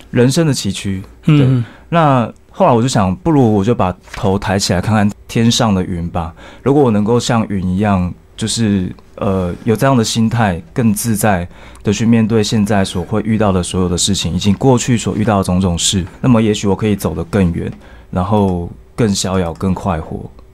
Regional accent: Tainan, Taiwan; 因为我那时候高中念的是台南二中。是台南人

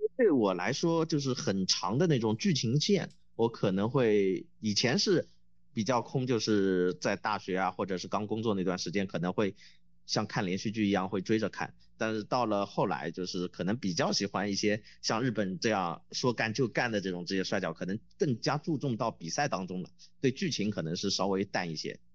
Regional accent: Wuxi, Jiangsu, China; moved away as an adult; also born or lived in Shanghai; 我呢，是来自中国大陆，出生在江苏无锡

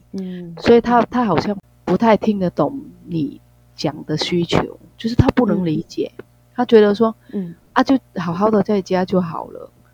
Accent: Vietnam; Chinese is a second language; moved away as an adult; now in Taiwan; 我们那个越南的学历

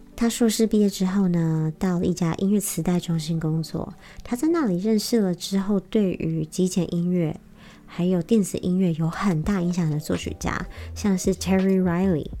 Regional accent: Taiwan; moved away as an adult; also born or lived in United States; 我以前在，呃，美国求学的时候，我真的是花了很多时间在寻找身为台湾人的意义是什么

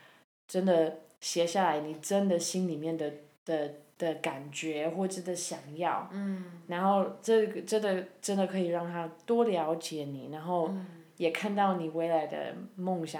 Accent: Canada; now in Taiwan; 因为我是加拿大人，

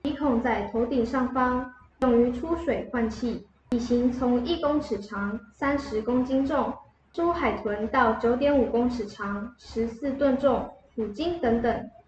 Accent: Guangfu, Hualien County, Taiwan; 小主播…，我来自花莲县光复乡。

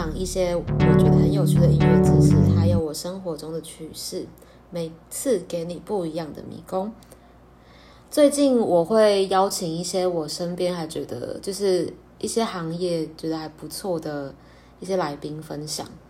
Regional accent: Pingtung County, Taiwan; 我的家乡在屏东

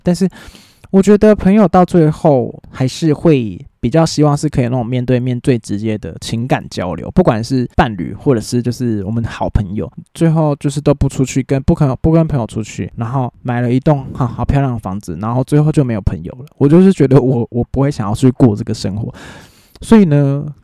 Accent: New Taipei, Taiwan; 我是新北人

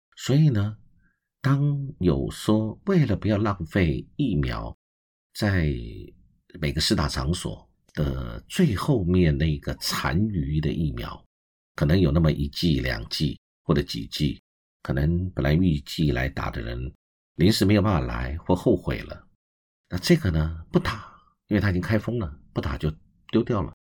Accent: Taiwan; 我们台湾人是厚道的

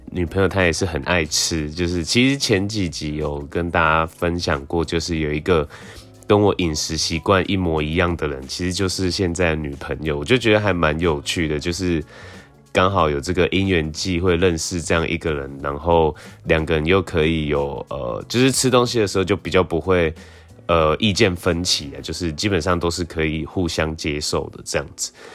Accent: southern Taiwan, Taiwan; 像我们南部，就是我我的家乡

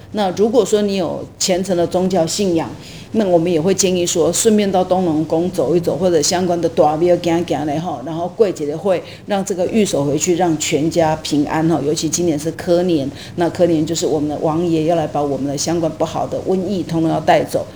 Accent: Taiwan; 我们台湾人并不知道要去吃它

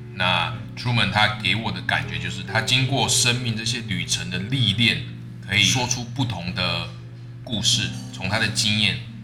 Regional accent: Taiwan; 我们台湾人的那种，你知道，原本重口味的那种调味

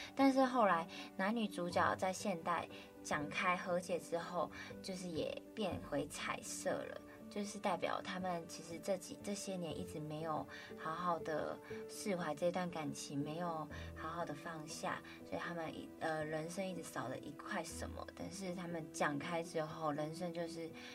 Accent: Kaohsiung, Taiwan; moved away as an adult; now in Taipei, Taiwan; 小时候在高雄念书的时候

